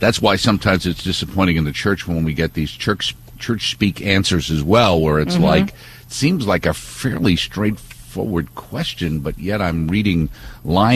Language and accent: English; New York, United States; We're from New York